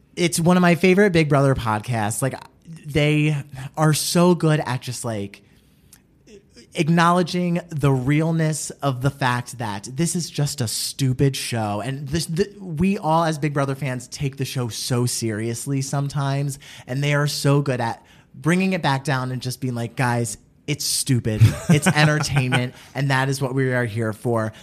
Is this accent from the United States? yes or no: yes; New Jersey, United States; I grew up in New Jersey